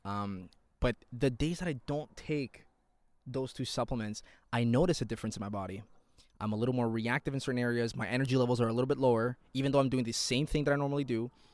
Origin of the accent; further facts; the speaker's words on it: Toronto, Ontario, Canada; I'm from Toronto, Ontario, Canada